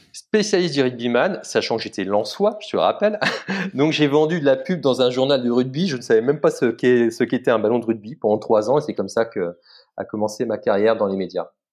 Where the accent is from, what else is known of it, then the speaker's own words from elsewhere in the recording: Lens, Hauts-de-France, France; now in Paris, France; Je suis lensois, je suis né à Lens